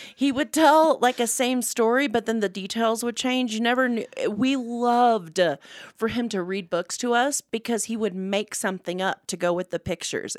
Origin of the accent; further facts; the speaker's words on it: United States; I'm an American